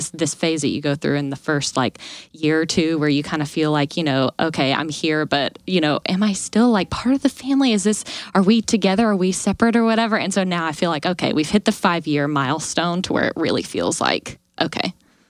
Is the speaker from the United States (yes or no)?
yes; the South, United States; moved away as an adult; now in Charlotte, United States; I grew up in the South where all of my parents are. And after college, moved to here, Charlotte, North Carolina, left everyone back at home.